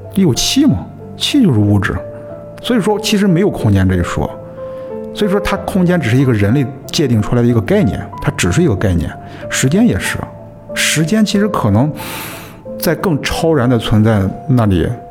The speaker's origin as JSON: {"language": "Chinese", "country": "China", "said": "我们中国人也会认为，每一次死亡也是意义非常重大"}